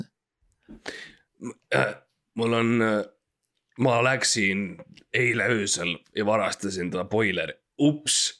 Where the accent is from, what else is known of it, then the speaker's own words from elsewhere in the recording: Estonia; me, me oleme kõik eestlased